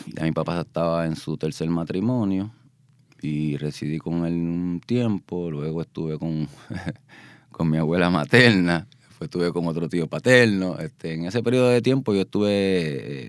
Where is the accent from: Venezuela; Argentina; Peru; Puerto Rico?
Puerto Rico; Guaynabo; Yo soy nacido y criado natural en Guaynabo